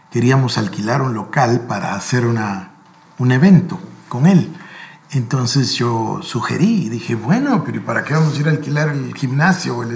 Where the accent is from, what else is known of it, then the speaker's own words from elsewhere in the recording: Guatemala; Porque aquí en Guatemala, pues obvio, somos guatemaltecos, sabemos, ¿no?